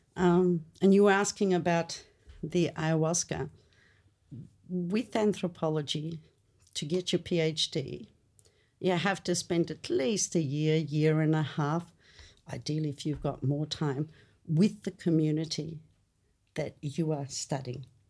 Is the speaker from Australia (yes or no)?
yes; Australia; English is a second language; coming to Australia was really weird. You know, first, I remember vividly put in grade two, Hyde Street Foots Grade Primary School